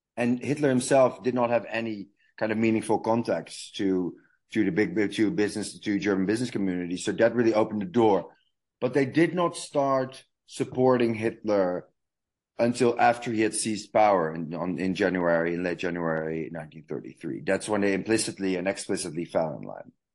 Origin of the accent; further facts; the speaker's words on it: Amsterdam, North Holland, Netherlands; moved away as an adult; also born or lived in New York / Berlin; I'm originally from the Netherlands, from Amsterdam, where I was born and raised